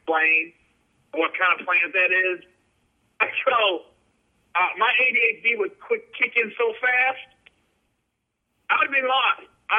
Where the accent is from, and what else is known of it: Cincinnati, Ohio, United States; now in Los Angeles, United States